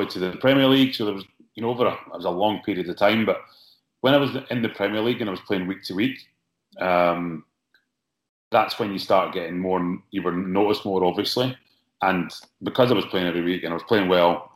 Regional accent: Scotland, United Kingdom; me growing up in Scotland

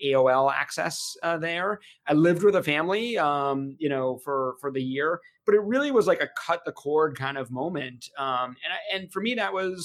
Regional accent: Portsmouth, New Hampshire, United States; also born or lived in Boston, Massachusetts; So I grew up in Portsmouth, New Hampshire. I was actually born in Boston, but I consider myself a New Hampshire native.

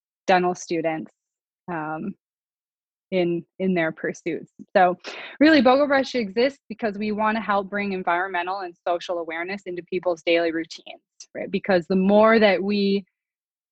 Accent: North Dakota, United States; I was born in North Dakota in a small town

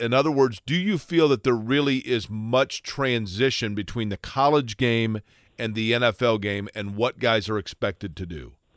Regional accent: Indianapolis, Indiana, United States; accent: subtle twang; I'm from Indianapolis.

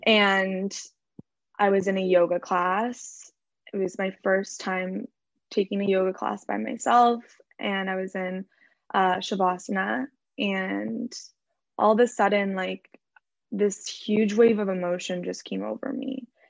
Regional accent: Orange County, California, United States; also born or lived in Los Angeles; I grew up in Orange County in California. Um, I'm currently living

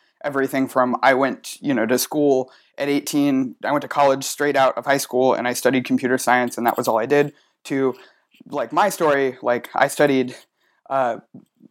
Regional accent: Georgia, United States; growing up in Georgia

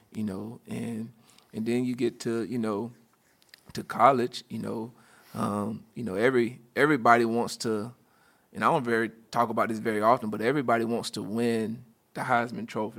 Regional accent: Union County, Florida, United States; I grew up in a very small town, uh, right outside of, um, grew up in a town called Union County, which is right outside Gainesville

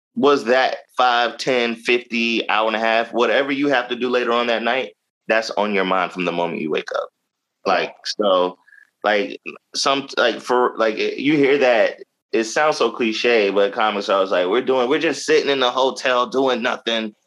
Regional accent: Jacksonville, Florida, United States; now in Baltimore, United States; I'm originally from Jacksonville, Florida, Duval County, born and raised.

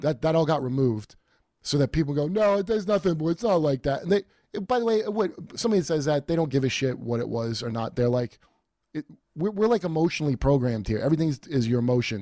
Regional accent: New York, United States; now in Los Angeles, United States; I'm from New York

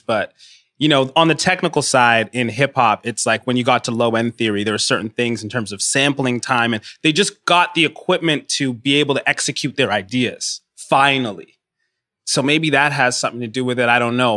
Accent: Rwanda; now in Toronto, Canada; I'm from Rwanda

